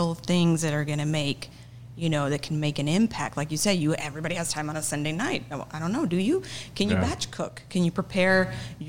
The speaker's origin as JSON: {"language": "English", "region": "Oklahoma", "country": "United States", "tie": "born or raised there", "moved": "yes", "lives_now": "Rio Grande Valley, United States", "said": "I grew up in Oklahoma. We had a Mennonite community in a small town in Oklahoma."}